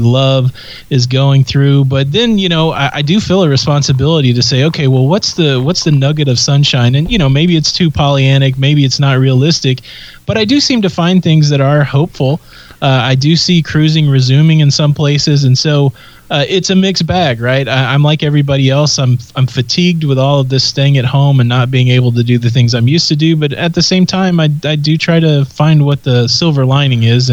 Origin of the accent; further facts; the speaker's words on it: Midwest, United States; also born or lived in Tennessee / Virginia / North Carolina; now in Florida, United States; I grew up in the Midwest. I spent time in, you know, Tennessee and Virginia.